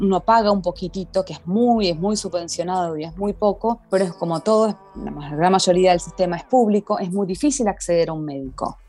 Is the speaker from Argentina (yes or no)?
yes; Argentina; moved away as an adult; now in Malmö, Sweden; haber nacido en Argentina, de haberme criado en Argentina. Yo me mudé acá a los 33 años